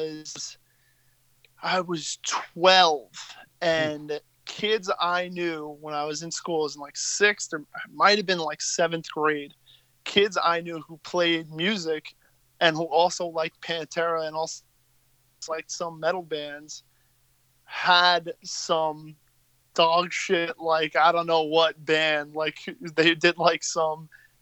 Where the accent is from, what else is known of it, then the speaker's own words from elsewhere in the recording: Long Island, New York, United States; growing up in Long Island, from my experience at least, like, basically went to school with the cast of the Jersey Shore